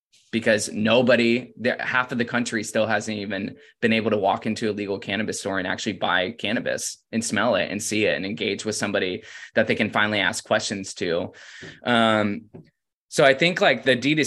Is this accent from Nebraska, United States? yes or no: no; Florida, United States; moved away as an adult; also born or lived in Oregon; I'm from Florida